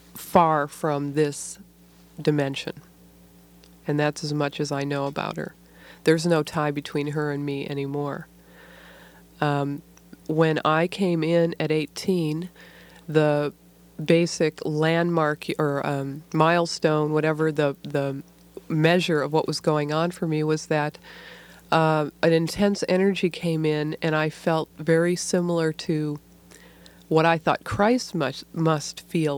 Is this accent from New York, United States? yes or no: no; near Detroit, Michigan, United States; I grew up near Detroit, Michigan, in a kind of auto factory town.